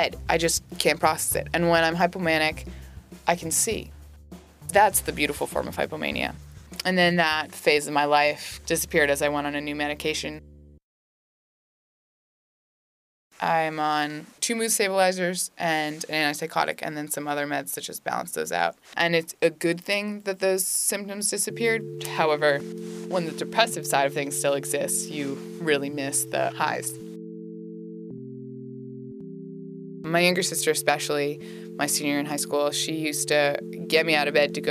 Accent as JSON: {"language": "English", "town": "Norwich", "region": "Vermont", "country": "United States", "moved": "yes", "said": "I'm from Norwich, Vermont"}